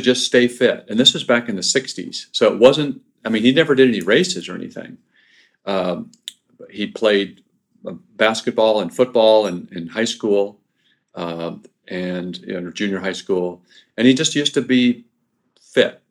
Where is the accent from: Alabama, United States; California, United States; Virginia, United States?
California, United States; Pomona; also born or lived in Norman, Oklahoma / Amarillo, Texas / Illinois / Ohio; And then to Pomona in Southern California. And I spent most of my youth in Pomona up until high school age.